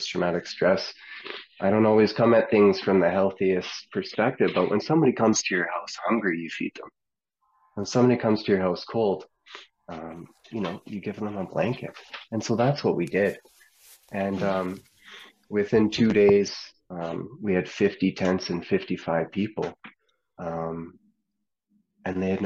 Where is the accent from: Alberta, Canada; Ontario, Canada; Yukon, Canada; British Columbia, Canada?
Alberta, Canada; Edmonton; now in Wetaskiwin, Canada; I'm from Edmonton.